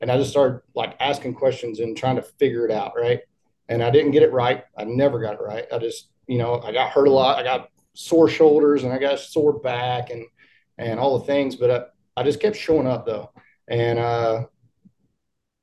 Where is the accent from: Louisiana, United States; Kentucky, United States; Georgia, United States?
Kentucky, United States; Corbin; I am from Corbin, Kentucky, which is the home of Kentucky Fried